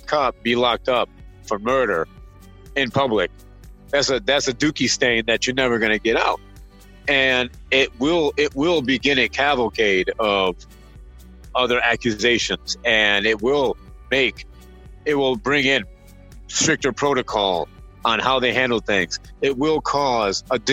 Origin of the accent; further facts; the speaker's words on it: Michigan, United States; I'm a Midwest guy. I grew up playing hockey in Michigan.